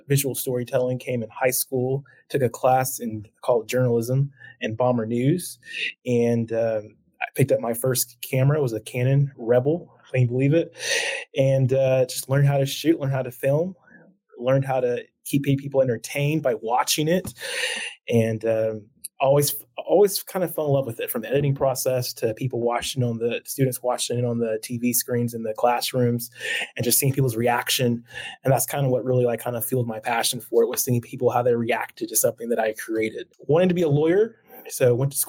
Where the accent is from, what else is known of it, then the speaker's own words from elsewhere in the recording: Midwest City, Oklahoma, United States; I grew up born and raised in Oklahoma. I went to Midwest City High School